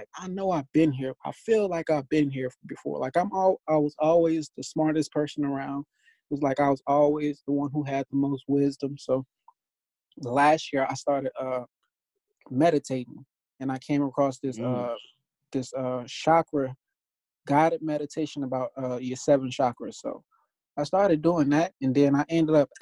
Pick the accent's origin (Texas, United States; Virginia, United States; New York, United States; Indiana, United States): Indiana, United States; Gary; now in Las Vegas, United States; I live in Las Vegas, but I'm from Gary, Indiana.